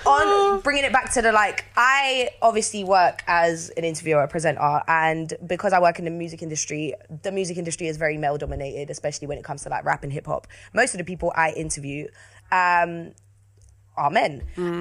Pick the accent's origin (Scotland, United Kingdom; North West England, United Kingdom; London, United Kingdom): London, United Kingdom; I'm from South London.